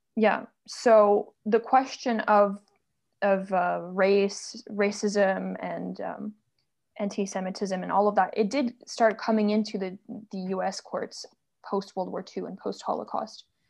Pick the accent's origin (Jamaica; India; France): France; moved away; also born or lived in United States; I'm originally from France